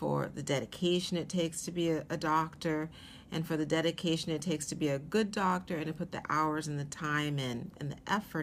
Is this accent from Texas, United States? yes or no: no; Seattle, Washington, United States; moved away as an adult; also born or lived in Atlanta, Georgia; now in New York, United States; I was born in Atlanta, Georgia, but my dad was from Seattle, and they moved back to Seattle when I was a little under a year old, around 9 or 10 months old. So I grew up in Seattle